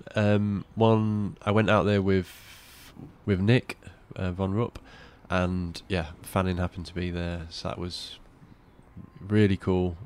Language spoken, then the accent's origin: English; Cleethorpes, Yorkshire and the Humber, United Kingdom; I was brought up in Cleethorpes